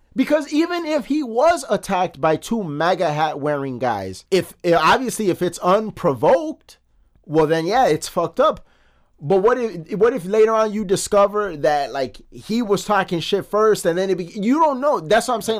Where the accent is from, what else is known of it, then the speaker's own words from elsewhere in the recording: Chicago, Illinois, United States; from Chicago, from the South Side, but we're all over the city, born and raised